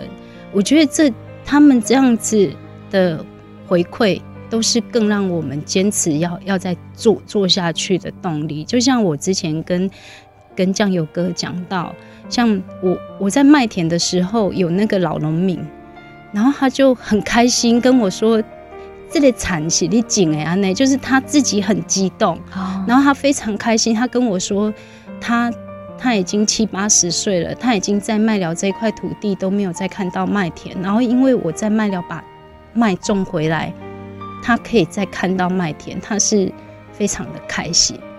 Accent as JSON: {"language": "Chinese", "town": "Dalin", "region": "Chiayi County", "country": "Taiwan", "tie": "born or raised there", "moved": "yes", "lives_now": "Mailiao, Taiwan", "said": "因为我我是嘉义县大林嘛，那我们隔壁就是云林的大埤啊、斗南啊"}